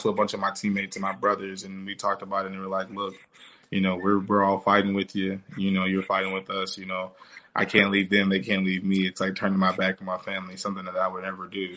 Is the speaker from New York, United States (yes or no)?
no; Wisconsin, United States; moved away; I'm from Wisconsin a little bit, kind